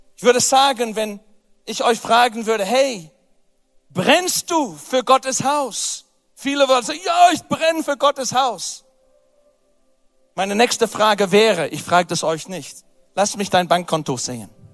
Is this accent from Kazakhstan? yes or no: no; England, United Kingdom; German is a second language; moved away